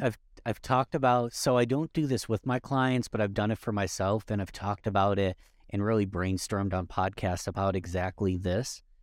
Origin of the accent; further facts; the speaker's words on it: Rochester, New York, United States; Rochester, New York, that's my hometown